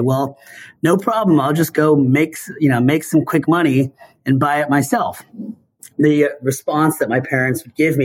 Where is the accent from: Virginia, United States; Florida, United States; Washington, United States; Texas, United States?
Washington, United States; Seattle; I grew up in Seattle